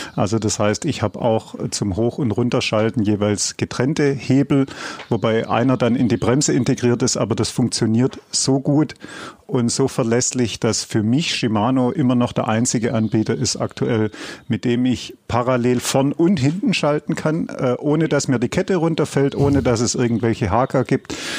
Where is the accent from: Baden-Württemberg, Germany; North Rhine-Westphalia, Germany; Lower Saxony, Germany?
Baden-Württemberg, Germany; Swabia; ich als Schwabe